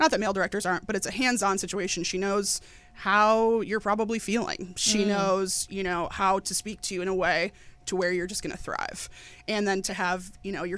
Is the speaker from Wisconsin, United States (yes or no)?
yes; Wisconsin, United States; also born or lived in New York City; now in Los Angeles, United States; I'm originally from Wisconsin